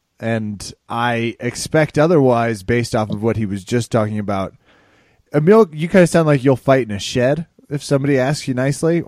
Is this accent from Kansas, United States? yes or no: yes; Kansas, United States; moved away as an adult; also born or lived in Northern California / Washington, D.C.; now in Denver, United States; Born in Northern California. Parents moved. Still something we talk about when I was two to Kansas. Raised me there.